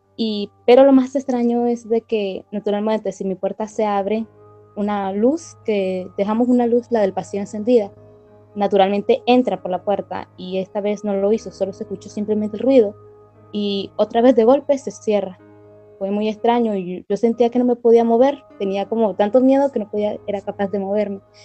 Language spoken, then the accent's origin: Spanish; Nicaragua; Yo soy de Nicaragua